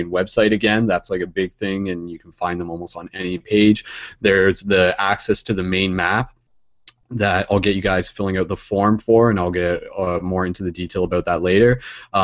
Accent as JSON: {"language": "English", "town": "London", "region": "Ontario", "country": "Canada", "said": "I'm from London, Ontario, Canada."}